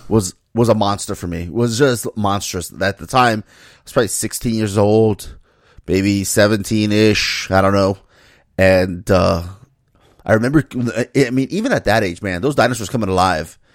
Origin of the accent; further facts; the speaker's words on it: Miami, Florida, United States; me growing up in Miami